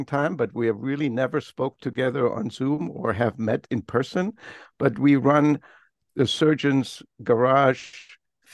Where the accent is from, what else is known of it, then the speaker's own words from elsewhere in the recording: Cologne, North Rhine-Westphalia, Germany; English is a second language; moved away as an adult; also born or lived in Paris, France / Texas, United States / Boston, United States; now in San Francisco area, United States; I was born in Paris, and I grew up in Paris for a short period. Then my father went back to Germany, and I lived in Cologne for 27 years in Germany. Went to school, university